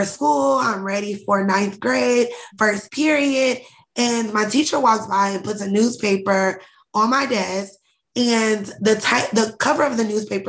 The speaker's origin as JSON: {"language": "English", "town": "Indianapolis", "region": "Indiana", "country": "United States", "tie": "born or raised there", "also_born_or_lived": "Atlanta", "said": "We were raised in Indianapolis, Indiana"}